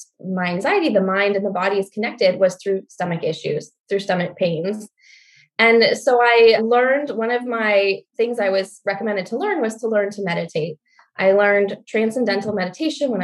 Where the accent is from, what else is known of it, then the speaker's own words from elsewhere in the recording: Michigan, United States; also born or lived in New Mexico; I grew up in Michigan